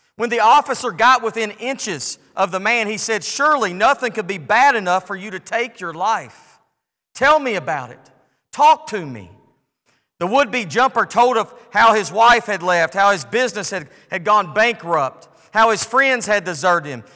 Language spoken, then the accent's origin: English; United States; I'm grateful to be born in the United States of America